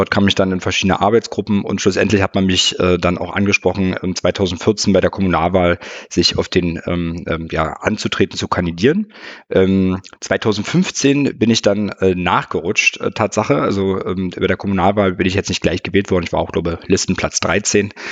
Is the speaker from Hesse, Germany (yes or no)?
no; Potsdam, Brandenburg, Germany; nach der Bundeswehrzeit wieder zurück in meinen Heimatort nach ähm, äh, Potsdam